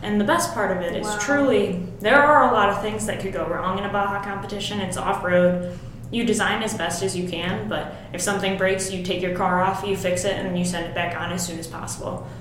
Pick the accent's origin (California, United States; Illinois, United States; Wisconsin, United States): Illinois, United States; Mount Prospect; moved away as an adult; now in Champaign, United States; I uh, grew up in Mount Prospect, which totally. is a suburb of the Chicago